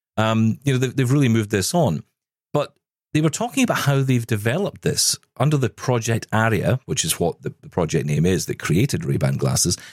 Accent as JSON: {"language": "English", "country": "United Kingdom", "said": "Being British"}